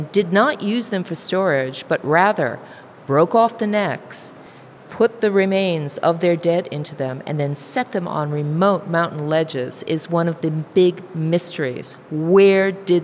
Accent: United States; now in New Zealand; I'm an immigrant from the United States

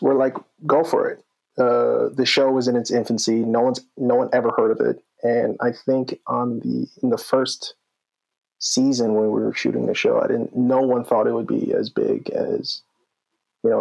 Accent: Washington Township, New Jersey, United States; also born or lived in Boston / Los Angeles; now in New York City, United States; I'm from Washington Township

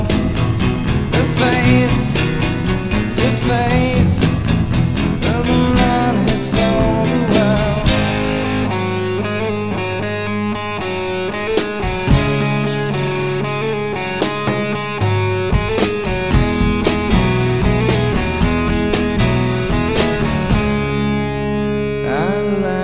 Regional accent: Oregon, United States; I was from Oregon

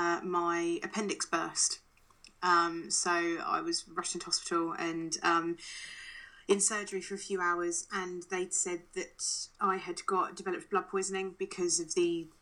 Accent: England, United Kingdom; also born or lived in Canada; I was born in Canada and moved over to England when I was seven

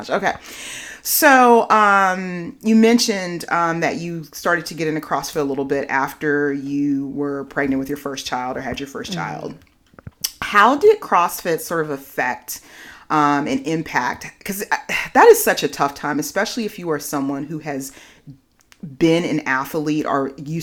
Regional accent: Richmond, California, United States; also born or lived in Oakland, California; I grew up in Richmond

